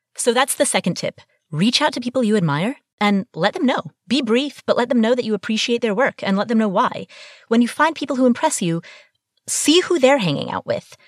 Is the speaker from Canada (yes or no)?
no; Kathmandu, Bagmati, Nepal; I was born in Kathmandu, Nepal, and I come from a family that has a long tradition of arranged marriage